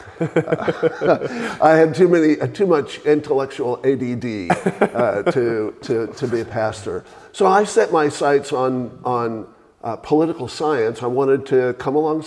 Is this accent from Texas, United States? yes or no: yes; Texas, United States; now in Franklin, Tennessee, United States; I was raised, born and raised in Texas